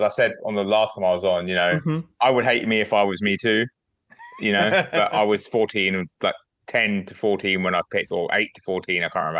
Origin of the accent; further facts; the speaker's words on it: England, United Kingdom; England, obviously, because I'm from England